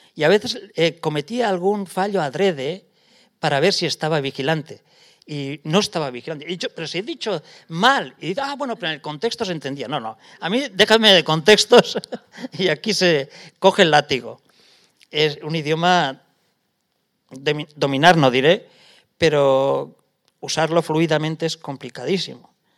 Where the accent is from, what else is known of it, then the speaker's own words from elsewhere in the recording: Lesaka, Navarre, Spain; moved away as an adult; now in Paris, France; de mi pueblo, de Lesaca